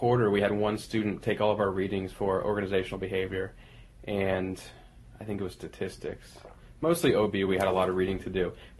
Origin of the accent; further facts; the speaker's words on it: Pleasanton, California, United States; now in Redondo Beach, United States; I grew up in Northern California in the East Bay in a small town called Pleasanton.